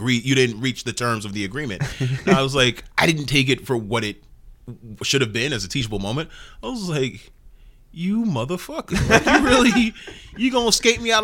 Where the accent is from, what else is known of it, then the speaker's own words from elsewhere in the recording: New York City, New York, United States; I am originally from Rockaway